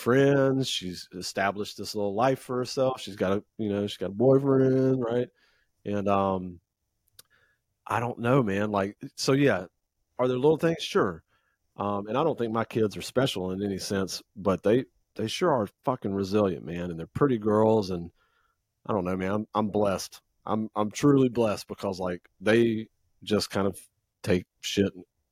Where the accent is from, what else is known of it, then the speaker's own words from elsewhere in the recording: United States; moved away as an adult; now in Japan; as an American living in Japan